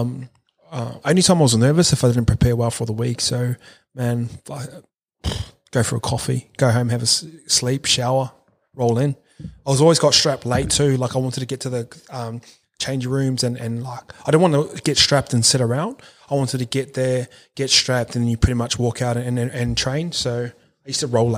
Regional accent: New Zealand; I grew up in New Zealand

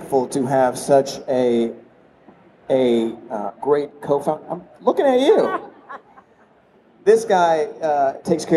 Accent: Vermont, United States; I was born in Vermont

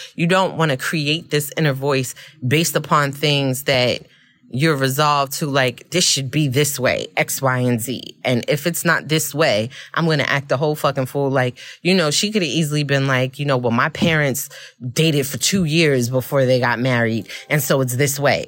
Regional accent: New York City, New York, United States; I'm from Brooklyn

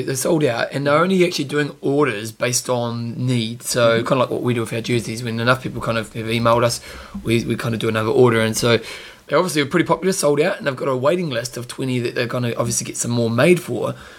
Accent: New Zealand

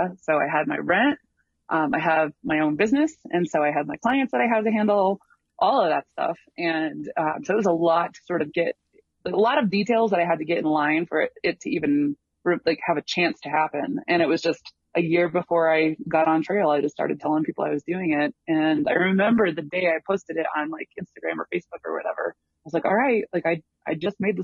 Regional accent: Tuscola, Illinois, United States; moved away; also born or lived in Chicago; I'm from a really tiny little, like, farm town

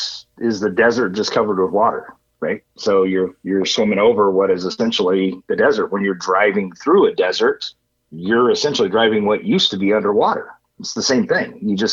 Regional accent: Riverside, California, United States; born or raised there

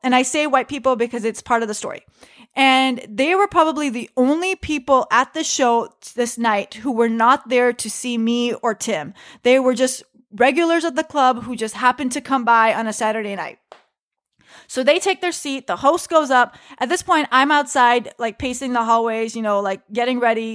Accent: United States; I am just an American woman doing stand-up comedy who happens to be Muslim

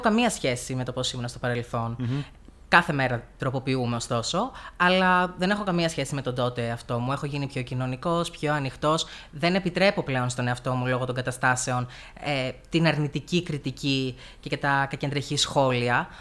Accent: Heraklion, Crete, Greece; moved away as an adult; now in Komotini, Greece; Γεννήθηκα και μεγάλωσα στο Ηράκλειο τη Κρήτη.

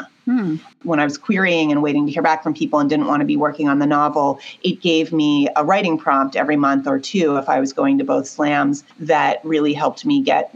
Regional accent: Pittsburgh, Pennsylvania, United States; I grew up in Pittsburgh and was a 16-year-old in an all-girls school.

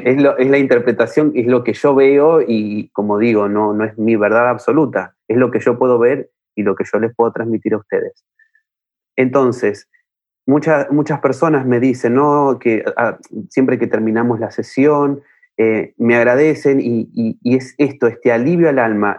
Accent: Buenos Aires, Argentina; yo soy de Buenos Aires, Argentina

